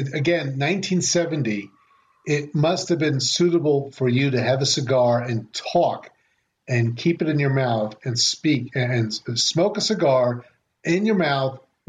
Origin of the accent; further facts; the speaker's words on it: United States; I am an American.